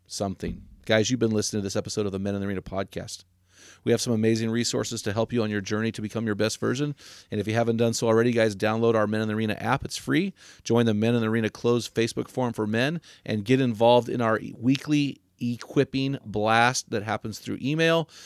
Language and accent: English; United States; I, as an American